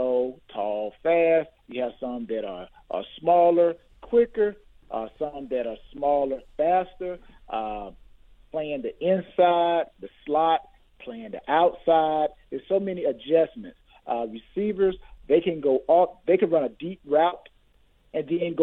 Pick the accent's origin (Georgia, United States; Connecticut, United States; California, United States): Georgia, United States; I'm from Georgia